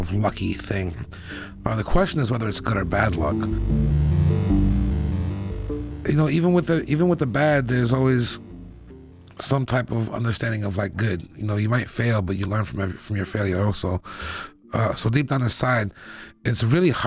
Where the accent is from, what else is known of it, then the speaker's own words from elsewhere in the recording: Boston, Massachusetts, United States; I grew up in Roxbury